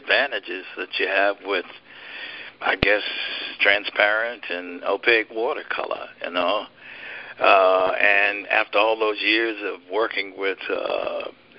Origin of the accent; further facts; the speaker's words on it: Birmingham, Alabama, United States; moved away; the Birmingham Museum of Art. That's my hometown